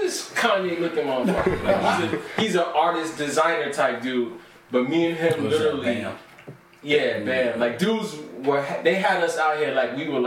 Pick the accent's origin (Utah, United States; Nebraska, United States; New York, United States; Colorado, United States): New York, United States; New York City; I grew up in Brownsville